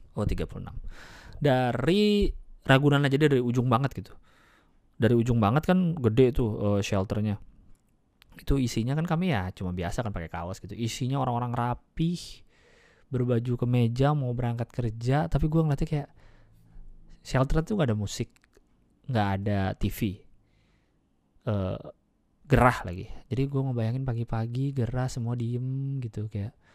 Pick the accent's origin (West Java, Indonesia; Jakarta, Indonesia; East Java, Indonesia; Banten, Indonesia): Jakarta, Indonesia; gua dari lahirnya di Jakarta, ya, lahir tahun delapan sembilan. Gua, gua udah mengalami Jakarta dari tiga puluh tahun